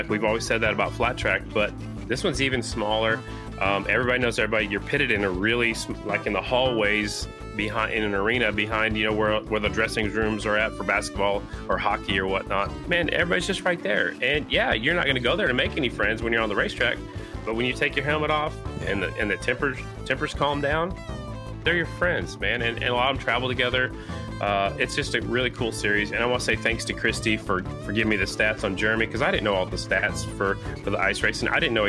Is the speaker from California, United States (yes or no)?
no; South Dakota, United States; I remember as a kid growing up in South Dakota, we'd go to Minnesota a lot and watch the concrete races in Minneapolis in the old armory.